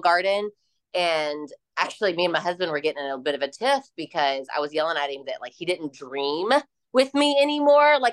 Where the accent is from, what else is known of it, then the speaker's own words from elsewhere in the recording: Louisville, Kentucky, United States; my hometown in Louisville, Kentucky